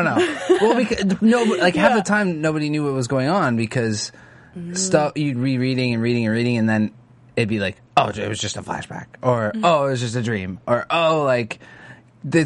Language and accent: English; Hawaii, United States; I'm Hawaiian in real life.